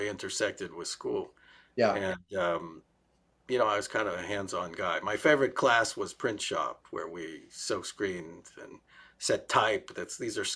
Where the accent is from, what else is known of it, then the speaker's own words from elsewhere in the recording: Pittsburgh, Pennsylvania, United States; moved away; also born or lived in Columbus, Ohio / Israel; I was born in Columbus, Ohio, and I grew up in Pittsburgh